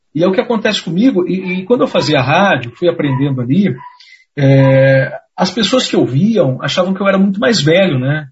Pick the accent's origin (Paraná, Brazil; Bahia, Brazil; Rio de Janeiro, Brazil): Paraná, Brazil; Pinhais; eu sou de Pinhais, que fica coladinho né, com Curitiba.